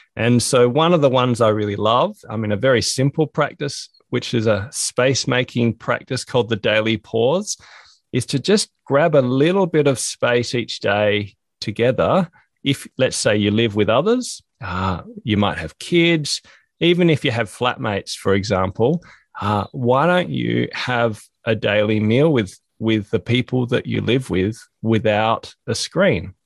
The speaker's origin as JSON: {"language": "English", "country": "Australia", "also_born_or_lived": "Hobart, Tasmania", "said": "I'm from Australia"}